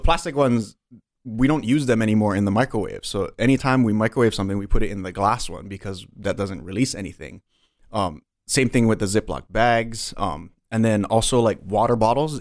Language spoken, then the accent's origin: English; Waialua, Hawaii, United States; I grew up in Wailua, which is kind of like the country version of Waianae